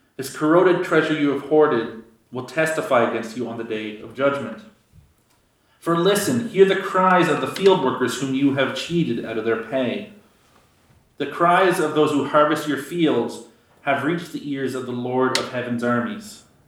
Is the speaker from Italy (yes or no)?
no; Canada; giving up being a Canadian